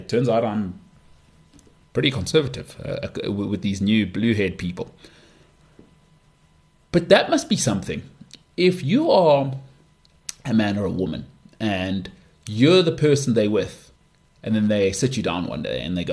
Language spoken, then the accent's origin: English; South Africa; as a South African